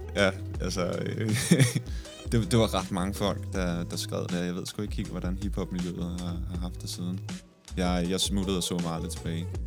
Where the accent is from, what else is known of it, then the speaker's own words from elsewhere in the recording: Næstved, Zealand, Denmark; jeg kommer fra Næstved